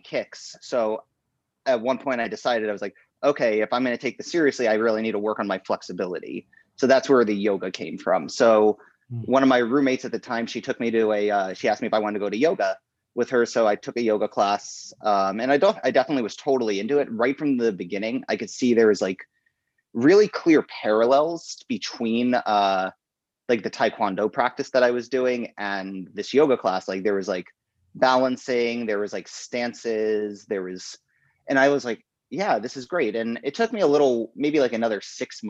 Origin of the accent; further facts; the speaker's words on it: Delaware, United States; moved away as an adult; also born or lived in New York / Florida; now in New York City, United States; I was born in New York, moved to Florida, moved to Delaware, that all before the time I was 10. So by the time I was like 10, I was in Delaware. I lived like in Delaware